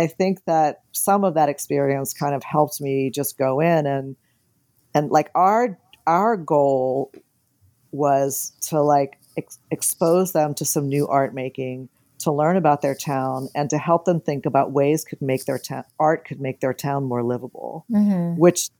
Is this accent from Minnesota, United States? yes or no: no; New Orleans, Louisiana, United States; I'm from the South, I'm from New Orleans.